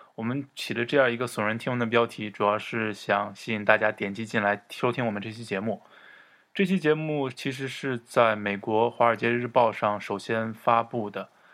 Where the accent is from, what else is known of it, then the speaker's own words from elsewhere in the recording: China; 我们中国人